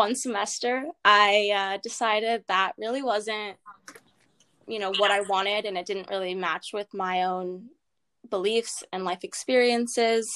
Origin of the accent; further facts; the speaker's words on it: Los Angeles, California, United States; I'm from Los Angeles, and so about 10 miles away from USC, so I stayed close to home